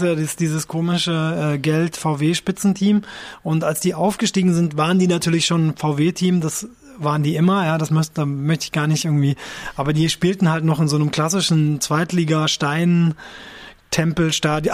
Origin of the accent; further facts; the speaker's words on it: Japan; moved away; ich bin in Japan aufgewachsen